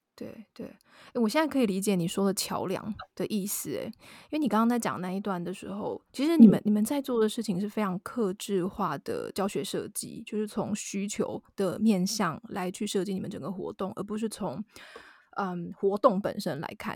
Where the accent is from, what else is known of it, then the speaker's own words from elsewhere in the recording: southern Taiwan, Taiwan; moved away; 我是南部人